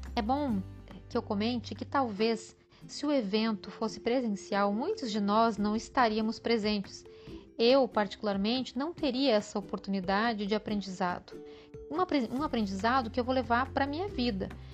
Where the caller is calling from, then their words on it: Lages, Santa Catarina, Brazil; eu falo de Laje, Santa Catarina